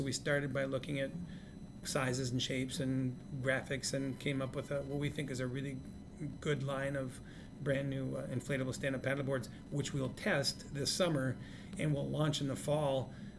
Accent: Hayward, Wisconsin, United States; moved away; also born or lived in Edina, Minnesota; So when I was a kid growing up in Hayward, Wisconsin

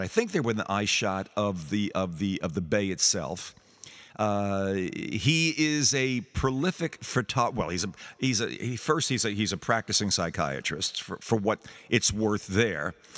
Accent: New York, United States; being a New Yorker

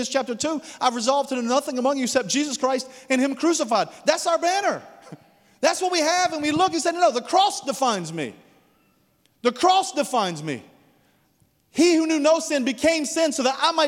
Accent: United States; as an American

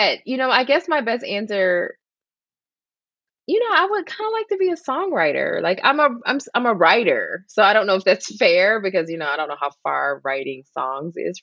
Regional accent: Detroit, Michigan, United States; Detroit, Michigan

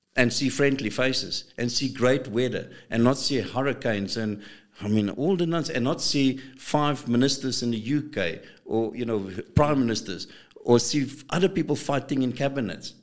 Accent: South Africa; we South Africans

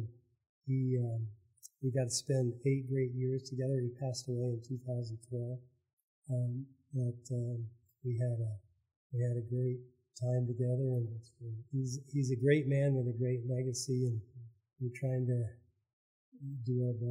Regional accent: Idaho, United States; moved away as an adult; now in Oklahoma, United States; So I grew up in Idaho and got in the military to pay for medical school.

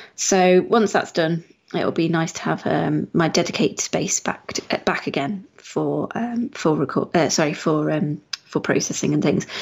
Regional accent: United Kingdom; we are British

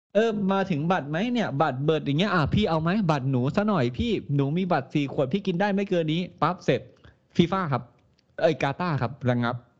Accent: Thailand; เราเติบโตในประเทศไทย

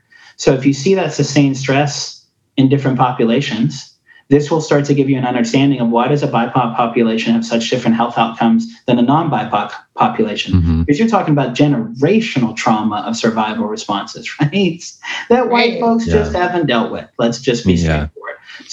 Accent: Tennessee, United States; accent: Afrikaans; I was a white kid with an Afrikaans accent who didn't look like the kids that I grew up with in Northeast Tennessee towns.

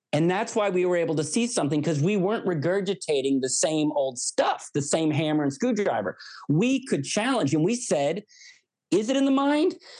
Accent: United States; I'm an American

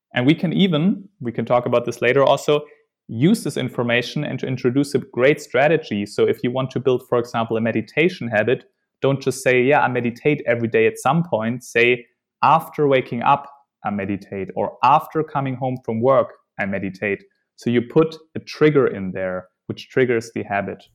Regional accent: Germany; moved away; also born or lived in Netherlands; I'm from Germany

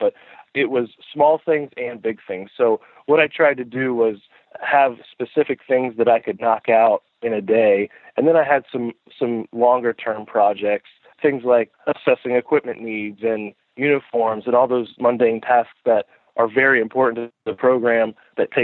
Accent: just outside of Tampa, Florida, United States; moved away as an adult; also born or lived in Kentucky / Pennsylvania / Texas; I grew up just outside of Tampa, Florida, and played high school baseball down there

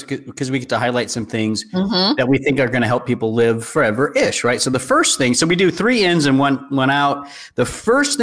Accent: the South, United States; I'm from the South too

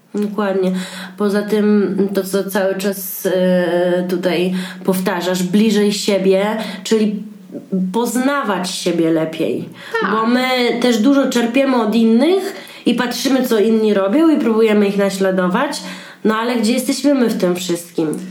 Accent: Białystok, Podlaskie Voivodeship, Poland; now in Warsaw, Poland; ja jestem z Białego Stoku i bardzo lubię jeździć do siebie na Podlasie

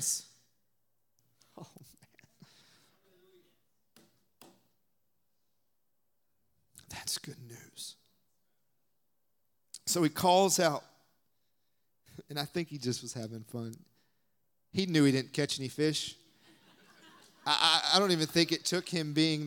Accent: the South, United States; I'm from the South

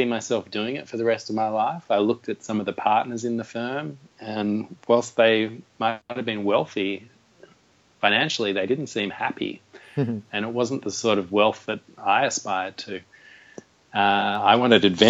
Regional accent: Byron Bay, New South Wales, Australia; moved away; From Byron Bay, my hometown in Australia

